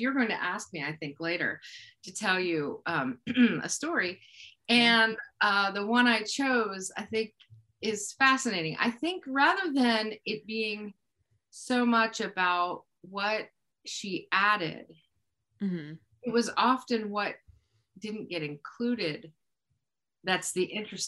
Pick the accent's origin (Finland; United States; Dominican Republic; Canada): United States; Moundsville, West Virginia; now in Wheeling, United States; I grew up in Moundsville, West Virginia